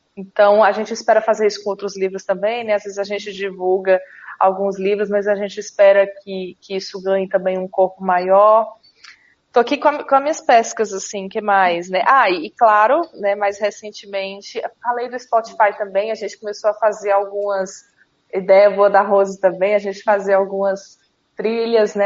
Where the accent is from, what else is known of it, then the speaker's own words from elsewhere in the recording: Fortaleza, Ceará, Brazil; sou de Fortaleza